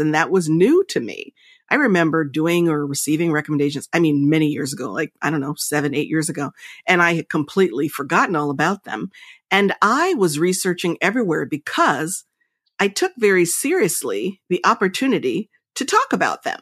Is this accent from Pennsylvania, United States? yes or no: no; Princeton, New Jersey, United States; I was raised in Princeton.